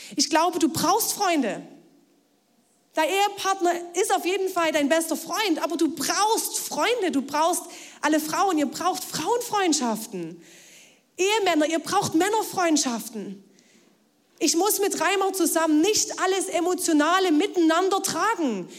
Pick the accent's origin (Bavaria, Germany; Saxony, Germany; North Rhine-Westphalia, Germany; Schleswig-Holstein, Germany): Saxony, Germany; Ore Mountains; now in Leipzig, Germany; ins Erzgebirge, in meine Heimat